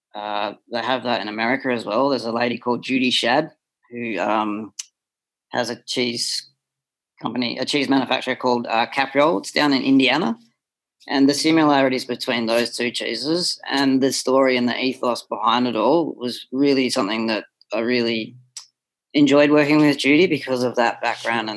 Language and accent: English; Australia; moved away as an adult; I'm an Australian born and bred and I grew up on crap cheese